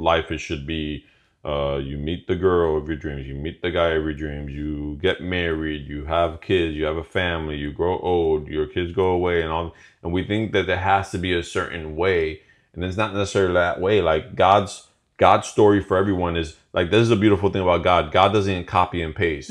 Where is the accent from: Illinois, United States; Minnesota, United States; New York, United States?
Illinois, United States; Chicago; moved away as an adult; now in Florida, United States; we were both born and raised in Chicago